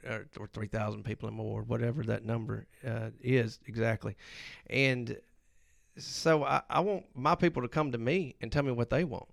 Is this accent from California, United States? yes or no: no; Hernando, Mississippi, United States; I am from Hernando.